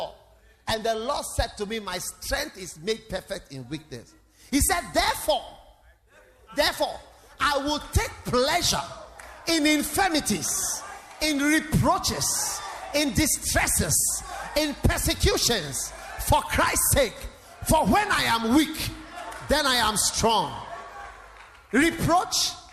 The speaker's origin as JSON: {"language": "English", "country": "Ghana", "tie": "born or raised there", "said": "When I was born, within 3 months, my father brought me to Ghana."}